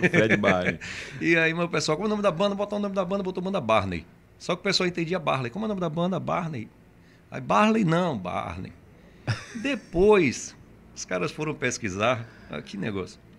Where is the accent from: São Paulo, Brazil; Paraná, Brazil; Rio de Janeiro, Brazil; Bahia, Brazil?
Bahia, Brazil; Camaçari; also born or lived in Salvador; Eu nasci em Salvador. nasci em Salvador. Nasci em Salvador. E eu vim para cá, para Camaçari, muito novinho, muito seis anos, sete anos já estava aqui, né?